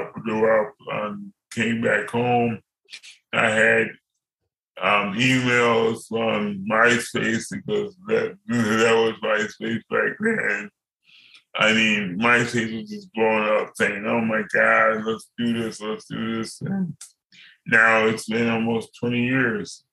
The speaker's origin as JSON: {"language": "English", "town": "New York City", "region": "New York", "country": "United States", "tie": "born or raised there", "said": "I was born in New York City, the birthplace of hip hop"}